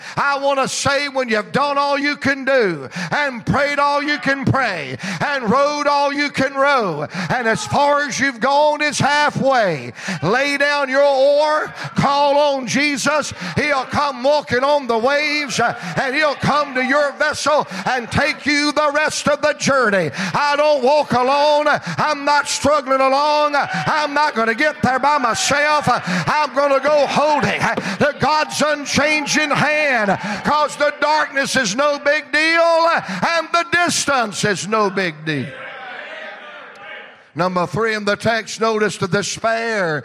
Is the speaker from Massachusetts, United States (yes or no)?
no; Georgia, United States; I'm from Georgia, same place he's from